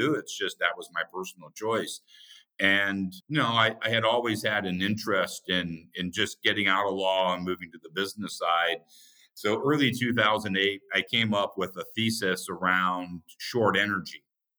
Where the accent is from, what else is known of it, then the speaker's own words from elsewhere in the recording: Indiana, United States; Yeah, it's very simple upbringing. We grew up in a house with 6 people.